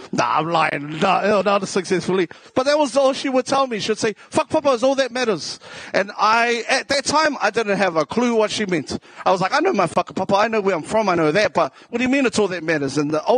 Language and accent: English; Waitara, Taranaki, New Zealand; accent: South Auckland; also born or lived in South Auckland; Yeah, I'm from originally from Taranaki, from Te Ate Awa.